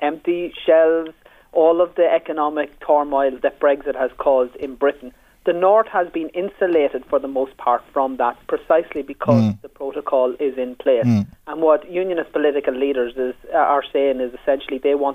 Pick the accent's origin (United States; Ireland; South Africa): Ireland; Monaghan, Ulster; I'm from Monaghan